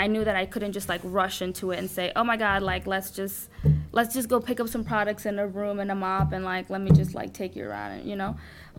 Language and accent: English; Dominican Republic; now in United States; Because like you, I came from another country. So I was born in Dominican Republic. So I grew up with my aunt, well, obviously my parents, but my aunt was a big part of my life growing up.